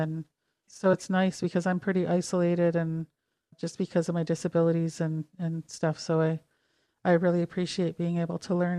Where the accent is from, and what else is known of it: Kamloops, British Columbia, Canada; born or raised there; also born or lived in Calgary, Alberta / Vernon, British Columbia / Toronto; now in London, Ontario, Canada